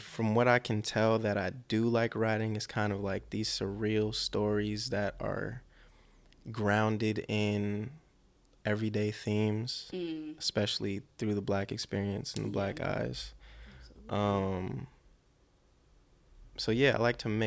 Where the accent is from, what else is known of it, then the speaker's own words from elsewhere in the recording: Los Angeles, California, United States; I'm born and raised